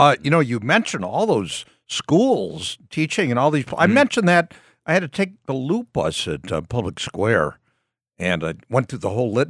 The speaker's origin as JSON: {"language": "English", "town": "Walla Walla", "region": "Washington", "country": "United States", "said": "No, I'm not from Cleveland. I love Cleveland, I'm from a town in East Washington State called Walla Walla."}